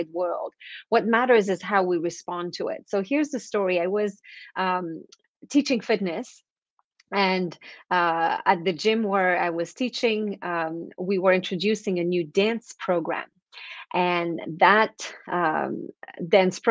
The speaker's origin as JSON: {"language": "English", "region": "East Coast of Canada", "country": "Canada", "first_language": "French", "second_language": "English", "said": "So I'm French Canadian, so I come from the East Coast of Canada"}